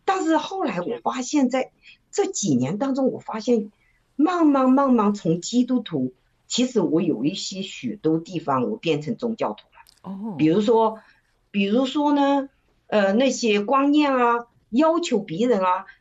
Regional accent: China; moved away; 因为我在中国的时候呢，从小就是我们都是在长辈的带领下成长的

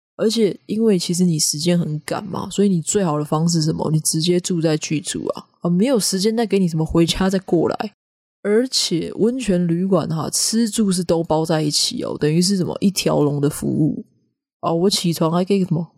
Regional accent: Taiwan; 我们现在一直讲说找不到代表台湾文化的东西啊

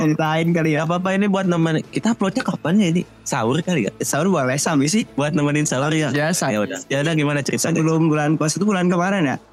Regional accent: West Java, Indonesia; gue orang Sunda

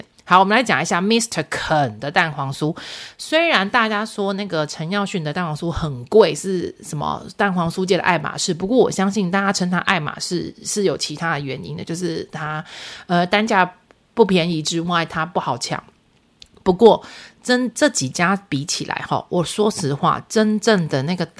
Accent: central and southern Taiwan, Taiwan; 就是中南部人的那种，不好意思啊，我们中南部人骄傲就是给你假包霸啦哈

